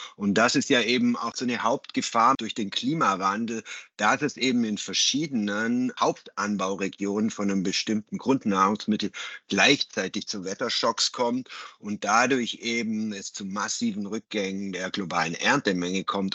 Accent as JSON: {"language": "German", "country": "Germany", "said": "bei uns in Deutschland"}